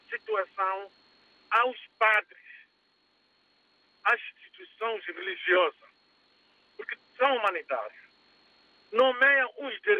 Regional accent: Mozambique; now in Portugal

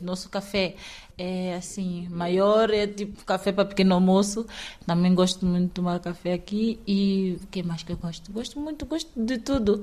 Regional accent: Ribeira Afonso, Cantagalo, São Tomé & Príncipe; moved away as an adult; now in Bragança, Portugal; Eu sou de São Tomé e Príncipe, concretamente do distrito de Cantagalo, é, da zona de Ribeira Afonso

